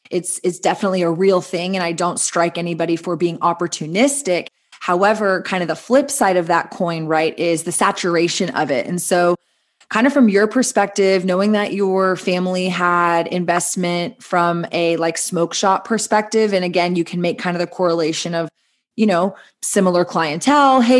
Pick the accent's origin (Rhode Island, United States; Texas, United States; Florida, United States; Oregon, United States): Texas, United States; poking at Texas, you know, my home state, your home state